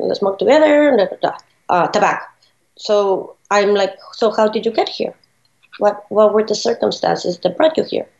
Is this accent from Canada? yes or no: no; Ciudad Juárez, Chihuahua, Mexico; also born or lived in El Paso, Texas, United States; now in Philadelphia, United States; growing up in Juarez, the border town of El Paso, Texas